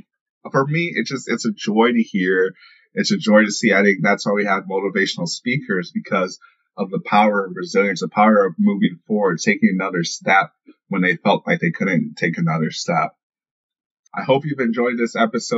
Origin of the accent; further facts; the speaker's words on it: St. Louis, Missouri, United States; I'm from the St. Louis area